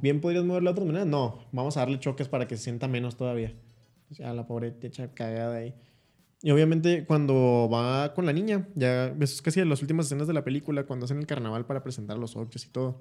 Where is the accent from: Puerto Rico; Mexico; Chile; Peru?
Mexico; Chihuahua; el Chihuahua, el México del Norte somos nosotros